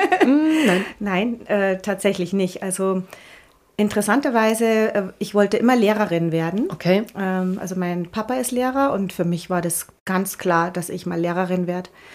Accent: Bad Reichenhall, Bavaria, Germany; moved away as an adult; also born or lived in Munich; ich komme aus Bad Reichenhall, das ist alles etwas kleiner und ja, man ist so ein bisschen behütet

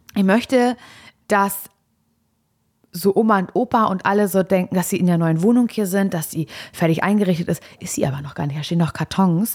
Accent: Parchim, Mecklenburg-Vorpommern, Germany; moved away; als ich hier weggezogen bin aus Parchim vor einigen Jahren

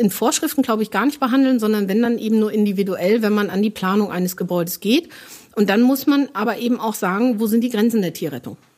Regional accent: Northern Germany, Germany; Finde ich nebenbei auch noch ganz hübsch, wenn es verklinkert wird, aber ich komme aus Norddeutschland.

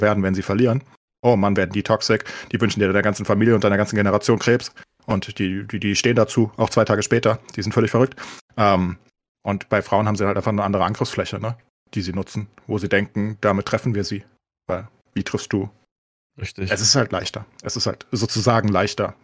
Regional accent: Germany; als Deutsche

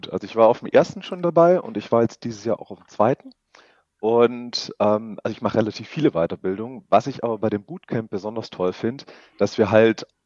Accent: Stuttgart, Baden-Württemberg, Germany; now in Augsburg, Germany; ich komme aus Augsburg, beziehungsweise ursprünglich aus Stuttgart

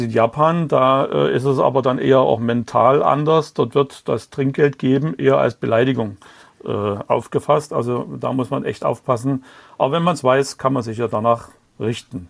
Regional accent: Dresden, Saxony, Germany; Und ich bin ja in Dresden geboren und aufgewachsen.

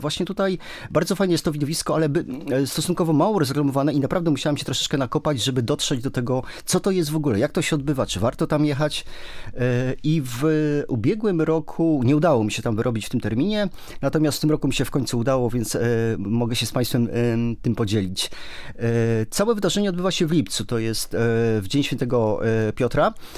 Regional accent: Poland; my jesteśmy z Polski

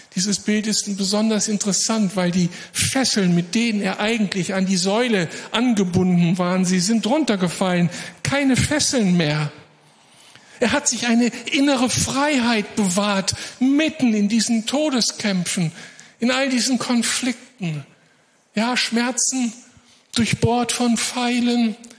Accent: Moers, North Rhine-Westphalia, Germany; aus meiner Heimatstadt Mörs

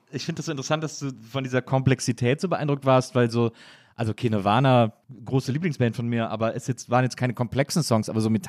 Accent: Wrocław, Lower Silesian Voivodeship, Poland; Ich bin in Breslau geboren. 85.

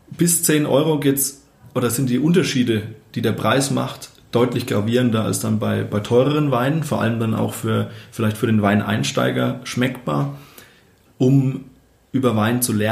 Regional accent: Bavaria, Germany; now in Munich, Germany; Also ich, ich komme eben ähm, aus dem Dorf, äh, aus der fränkischen Weingegend und meine Eltern hatten da oder haben glücklicherweise auch einen Garten

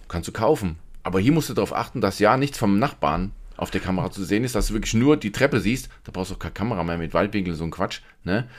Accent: Germany; bei uns in Deutschland

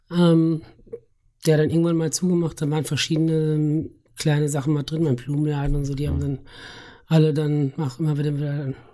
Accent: Schlitz, Hesse, Germany; also born or lived in Lauterbach; äh, ich bin in äh, Lauderbach geboren, ah. aber dann in Schlitz aufgewachsen ja.

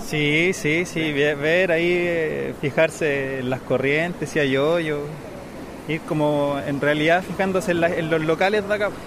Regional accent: Santiago, Santiago Metropolitan Region, Chile; moved away as an adult; now in Tarragona, Spain; De Santiago, de Chile

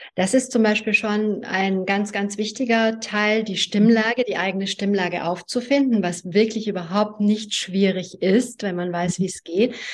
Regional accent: Germany; German is a second language; also born or lived in Hungary; ich bin in Ungarn geboren. Ich war sieben Jahre alt, als ich nach Deutschland gekommen bin, wurde in die zweite Klasse eingeschult und konnte kein Wort Deutsch.

